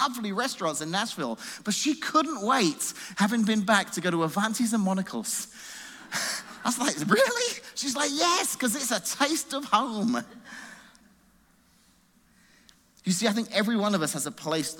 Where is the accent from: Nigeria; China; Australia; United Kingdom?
United Kingdom; England; now in United States; We're going back to England to see my mum